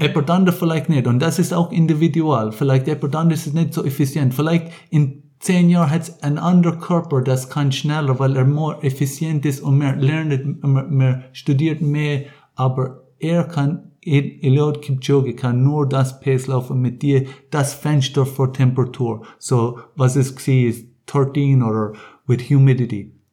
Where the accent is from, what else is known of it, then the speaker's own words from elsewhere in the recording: Ireland; German is a second language; also born or lived in Munich, Germany; now in Rapperswil, Switzerland; ich kann viel in Irland aufgewachsen